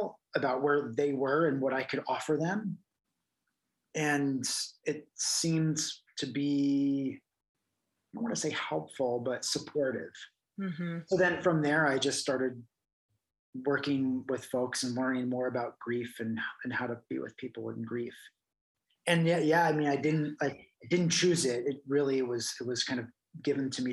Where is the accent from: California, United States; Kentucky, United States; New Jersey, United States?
New Jersey, United States; growing up in New Jersey